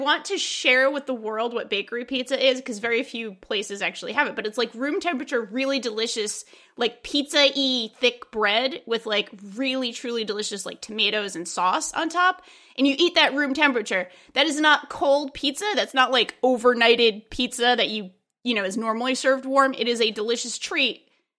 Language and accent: English; Rhode Island, United States; I'm from Rhode Island